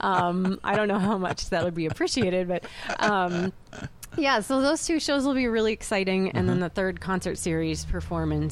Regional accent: Hillsboro, Oregon, United States; I went to Glencoe High School back in the day, and Hillsboro was quite a bit smaller back when I grew up there

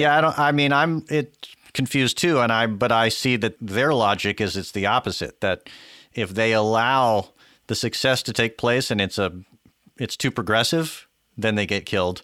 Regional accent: Texas, United States; I'm from Texas

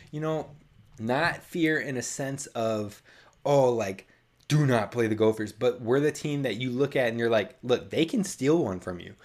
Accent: Minnesota, United States; I'm from Minnesota

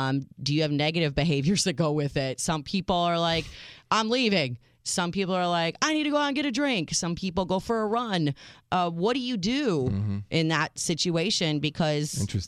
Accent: United States; I am your American realist, the married mom.

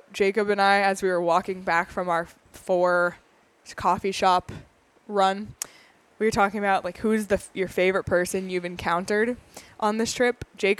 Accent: Canada; No, like, and I say that as a Canadian. I really do.

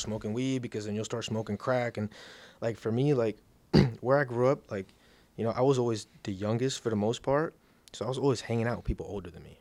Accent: Miami Gardens, Florida, United States; I'm from Miami, Miami Gardens

